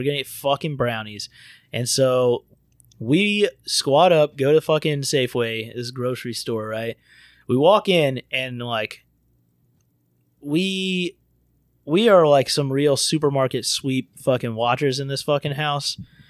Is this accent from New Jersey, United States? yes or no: no; Florida, United States; I'm from Florida, the dirty South.